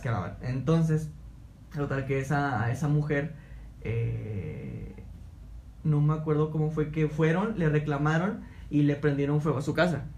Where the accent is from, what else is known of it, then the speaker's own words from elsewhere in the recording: Altamira, Tamaulipas, Mexico; yo soy de Altamira